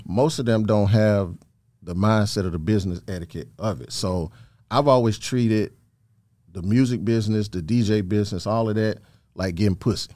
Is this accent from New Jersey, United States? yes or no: no; Thomaston, Georgia, United States; also born or lived in Macon, Georgia; I'm originally from Thomaston, Georgia